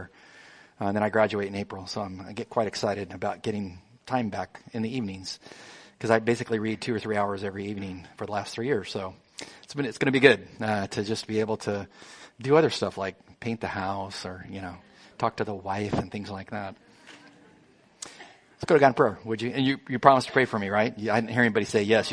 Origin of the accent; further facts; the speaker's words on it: Imperial Valley, Southern California, United States; in the Imperial Valley where I grew up in Southern California in the desert near Yuma